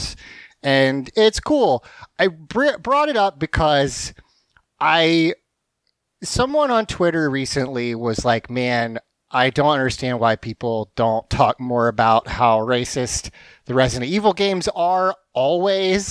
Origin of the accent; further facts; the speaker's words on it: the South, United States; the South has this reputation for being nice, but we're not